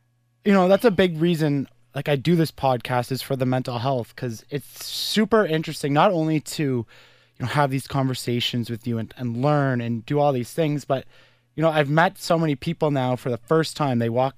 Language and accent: English; Carleton Place, Ontario, Canada; I'm from Carlton Place